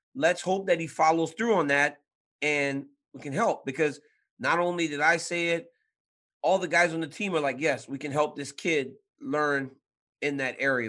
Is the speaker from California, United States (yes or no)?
no; Louisiana, United States; now in San Jose, United States; I'm from Louisiana